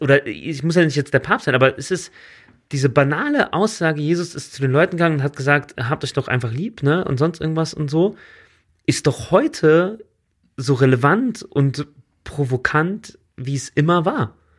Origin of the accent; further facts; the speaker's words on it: Germany; bei uns in Deutschland